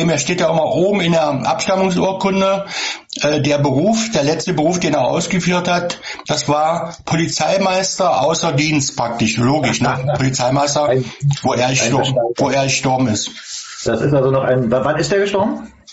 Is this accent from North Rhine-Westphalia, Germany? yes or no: no; Magdeburg, Saxony-Anhalt, Germany; Äh, ich komme hier aus Sachsen-Anhalt, aus Magdeburg.